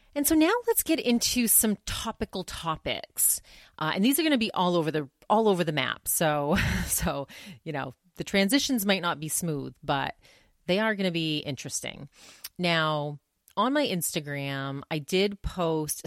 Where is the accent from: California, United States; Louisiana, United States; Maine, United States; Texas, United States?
Maine, United States; moved away; also born or lived in New Hampshire / Massachusetts / Vermont; I grew up in Maine